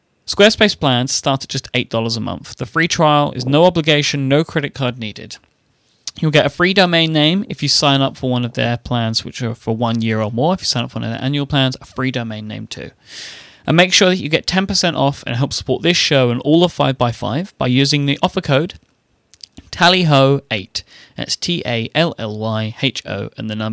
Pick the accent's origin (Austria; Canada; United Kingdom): United Kingdom; I'm a British person